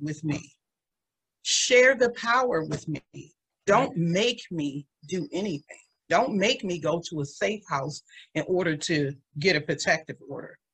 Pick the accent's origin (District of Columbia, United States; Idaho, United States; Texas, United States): District of Columbia, United States; Washington; also born or lived in Waldorf, Maryland; now in Prince George's County, United States; I grew up in the DMV in some of the most economically depressed neighborhoods in Washington, D.C.